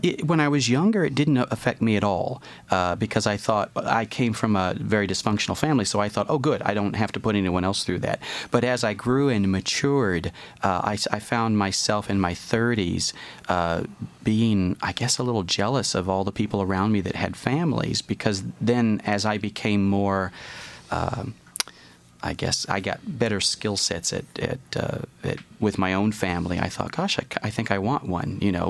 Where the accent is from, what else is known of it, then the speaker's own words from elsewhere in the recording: the South, United States; I grew up in the South